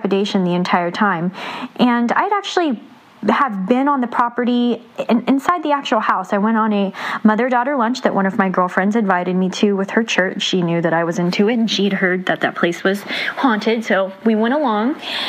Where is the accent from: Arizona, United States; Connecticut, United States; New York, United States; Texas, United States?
Texas, United States; San Antonio; now in Austin, United States; I'm from Austin, Texas, originally from San Antonio, Texas.